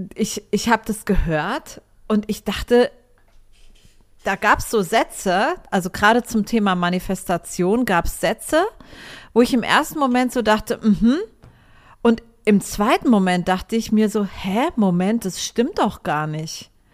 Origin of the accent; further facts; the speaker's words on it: Germany; now in Cyprus; als Deutscher